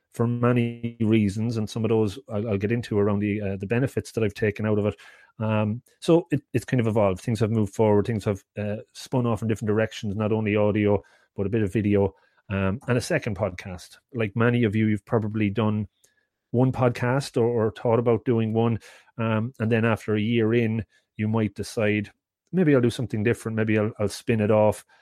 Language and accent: English; Ireland; I'm from Ireland